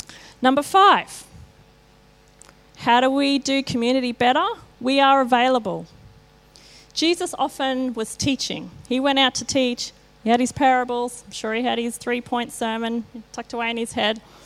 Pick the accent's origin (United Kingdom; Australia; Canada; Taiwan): Australia; I grew up in Kalanga. I'm a Bogan.